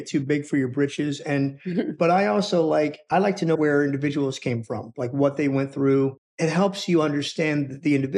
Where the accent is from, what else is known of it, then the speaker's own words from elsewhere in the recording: Rosenhayn, New Jersey, United States; I'm from Rosenheim as well